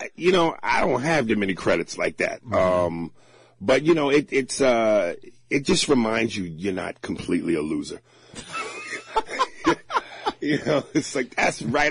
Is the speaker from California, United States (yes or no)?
no; New Jersey, United States; I loved growing up in Jersey